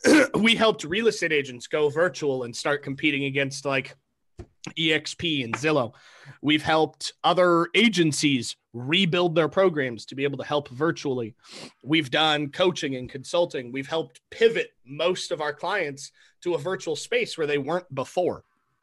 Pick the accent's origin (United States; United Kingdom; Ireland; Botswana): United States; Seattle, Washington; now in Idaho, United States; I came from Seattle, moved to Idaho in 2000.